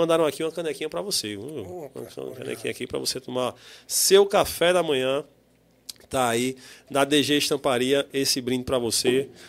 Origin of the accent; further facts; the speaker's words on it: João Pessoa, Paraíba, Brazil; Sou de João Pessoa, do bairro de Jaguaribe. Ali do lado, aqui em Jaguaribe.